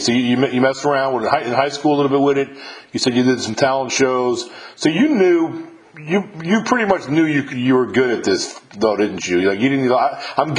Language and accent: English; New York, United States; moved away; I'm originally from New York